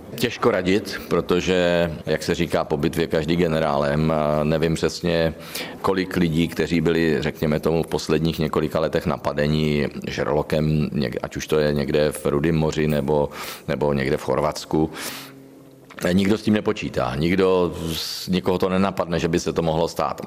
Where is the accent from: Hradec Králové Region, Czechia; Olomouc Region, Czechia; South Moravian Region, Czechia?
South Moravian Region, Czechia; Znojmo; znojemská okurka, je to prostě moje rodné město, tam, kde jsem započal svoji pouť